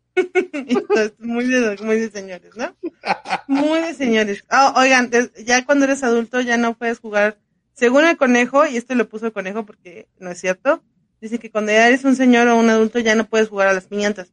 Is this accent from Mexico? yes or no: yes; Mexico; así somos mexicanos